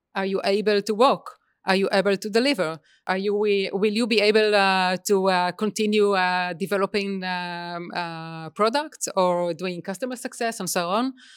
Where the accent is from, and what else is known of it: Israel